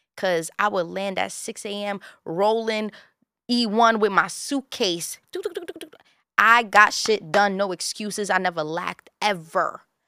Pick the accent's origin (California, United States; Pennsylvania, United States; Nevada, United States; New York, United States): New York, United States; New York City; I'm born and raised in Bushwick, Brooklyn